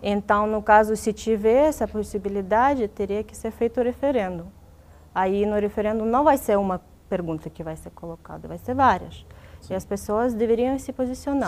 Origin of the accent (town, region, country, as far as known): Dnipro, Dnipropetrovsk Oblast, Ukraine; born or raised there; first language Russian; Portuguese is a second language; moved away as an adult; now in Brazil